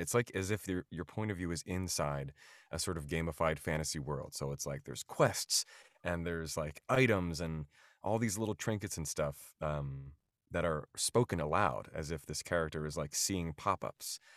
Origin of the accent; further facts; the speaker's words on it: outside of Philadelphia, Pennsylvania, United States; moved away as an adult; now in New York City, United States; I grew up outside of Philadelphia in the suburbs